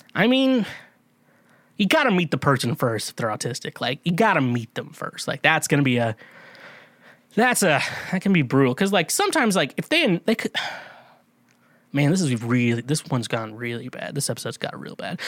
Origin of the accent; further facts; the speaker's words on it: Kansas, United States; I'm from Kansas